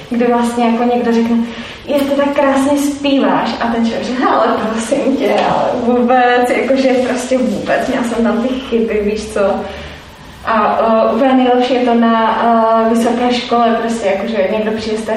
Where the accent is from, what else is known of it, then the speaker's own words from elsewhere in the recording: Czechia; myslím si, že jako Češi taky máme hm, problém ještě s jednou částí, s tímhle tím, jak se neradi chválíme.